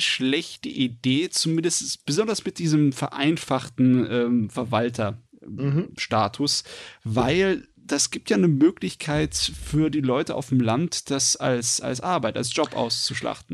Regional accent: Germany; bei uns in Deutschland

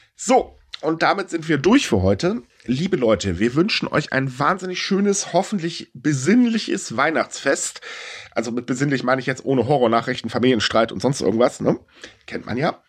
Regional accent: Germany; ich bin Deutscher

